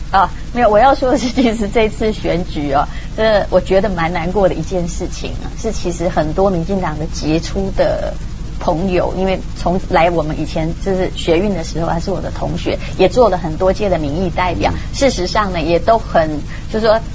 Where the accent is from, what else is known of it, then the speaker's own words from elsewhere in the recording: Taiwan; 我是台湾人